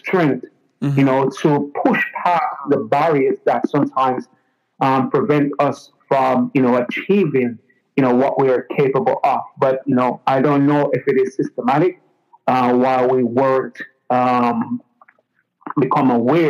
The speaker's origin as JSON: {"language": "English", "country": "Jamaica", "tie": "born or raised there", "moved": "as an adult", "lives_now": "United States", "said": "when I was growing up in Jamaica"}